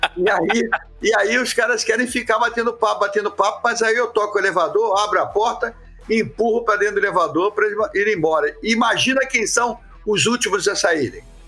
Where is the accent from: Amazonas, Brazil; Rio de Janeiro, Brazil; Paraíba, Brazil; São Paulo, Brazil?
Rio de Janeiro, Brazil; eu comecei no futebol de praia em Copacabana, onde eu nasci